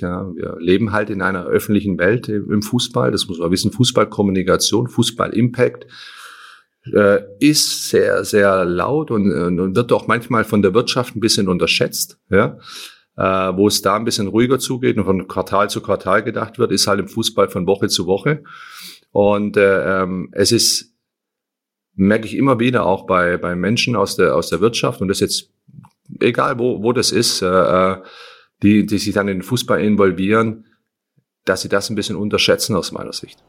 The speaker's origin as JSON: {"language": "German", "region": "Berlin", "country": "Germany"}